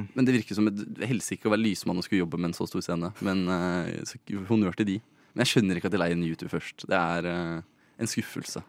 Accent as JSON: {"language": "Norwegian", "town": "Mysen", "region": "Østfold", "country": "Norway", "moved": "yes", "lives_now": "Oslo, Norway", "said": "fra Mysen, der jeg er fra"}